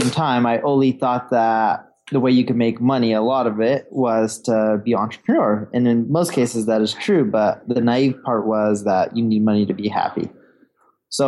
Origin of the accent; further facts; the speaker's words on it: Orange County, California, United States; also born or lived in London; now in Seattle, United States; I was born in London. I grew up in Orange County. My parents decided to move to California, right? Orange County, California, when I was a little baby.